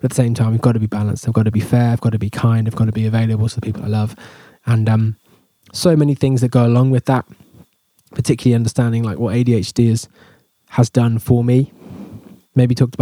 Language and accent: English; England, United Kingdom; I'm English